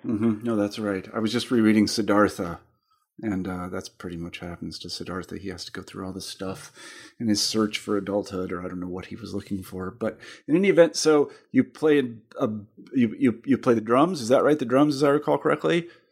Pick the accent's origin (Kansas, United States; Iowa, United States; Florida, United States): Kansas, United States; now in Western Massachusetts, United States; I'm from Kansas originally